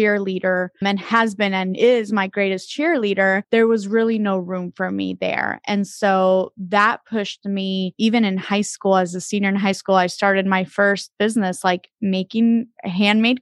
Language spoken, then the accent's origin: English; Dominican Republic; moved away; I am originally from the Dominican Republic, and so I was born and raised there most of my life.